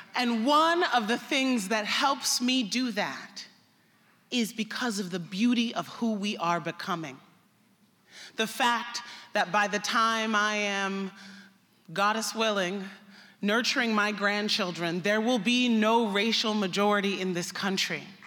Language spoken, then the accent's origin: English; United States; I'm an American